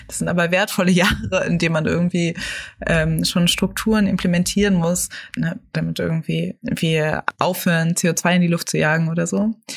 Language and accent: German; Germany; born or raised there